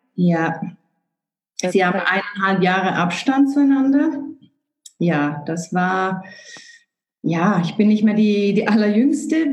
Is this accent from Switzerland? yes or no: yes; Switzerland; Bei uns in der Schweiz